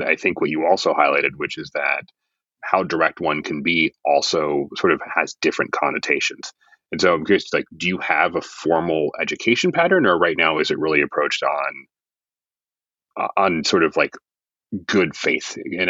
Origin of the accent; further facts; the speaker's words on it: United States; as an American